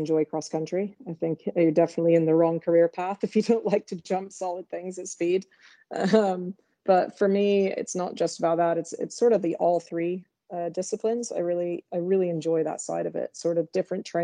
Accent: Southern California, United States; I grew up in California, Southern California

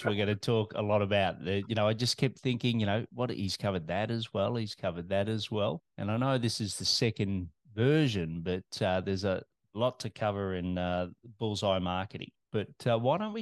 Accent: Australia

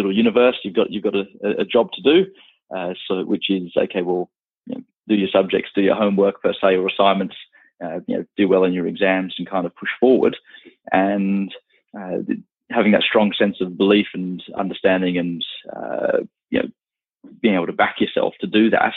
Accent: Australia; also born or lived in London, United Kingdom; Australia is definitely home. It always has been

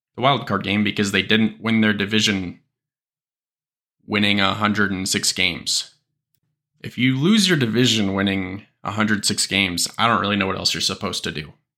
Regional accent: Kansas City, Missouri, United States; I am from Kansas City

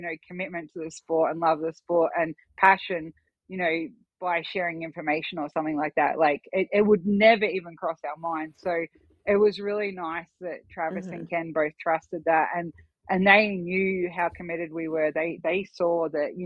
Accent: Australia; moved away as an adult; now in Idaho, United States; I was obviously a citizen in Australia

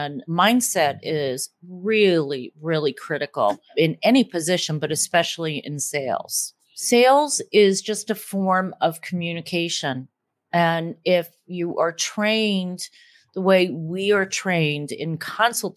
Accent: Northeast, United States; accent: Northeast; Other people speak more like me, like the Northeast

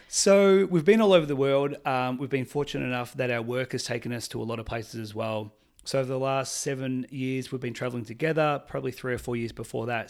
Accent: Melbourne, Victoria, Australia; I'm from Melbourne, Australia.

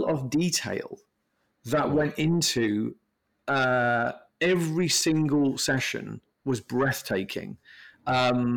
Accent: United Kingdom; I'm from Britain

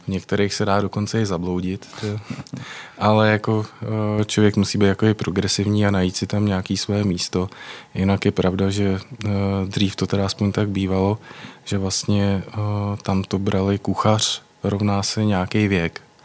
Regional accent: Prague, Czechia; Já jsem z Prahy

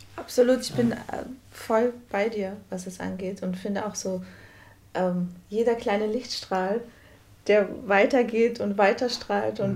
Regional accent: Brazil; Ich, als Brasilianerin

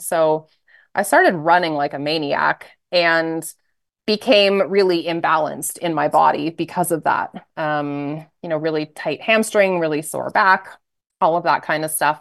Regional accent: just outside of Toronto, Ontario, Canada; moved away as an adult; also born or lived in Alberta / Edmonton / Ottawa / United States; So I grew up in Canada, just outside of Toronto, small town

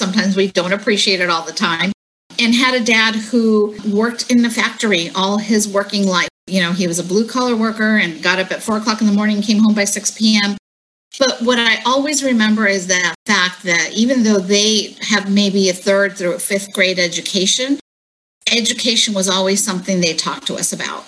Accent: Santa Ana, California, United States; I was born here in Orange County, specifically in Santa Ana

